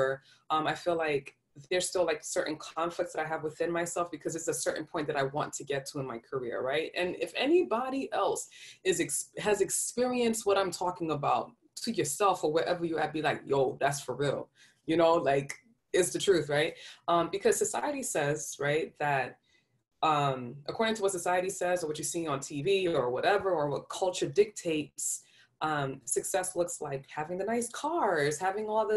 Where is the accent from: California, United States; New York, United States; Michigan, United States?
New York, United States; I'm from New York. I talk really fast